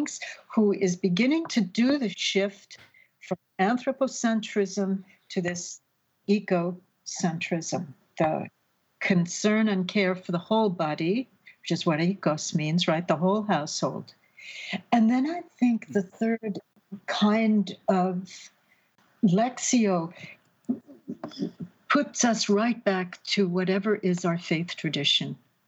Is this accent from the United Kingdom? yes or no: yes; Paddington, London, United Kingdom; born there; I would be going back to my father's family who had emigrated to London, which is where I told you I was born. I was born in Paddington. That's where all the Irish people landed.